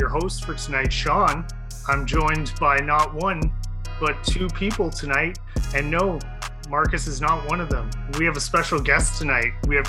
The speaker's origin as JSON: {"language": "English", "area": "near Toronto", "region": "Ontario", "country": "Canada", "tie": "born or raised there", "said": "Growing up near Toronto"}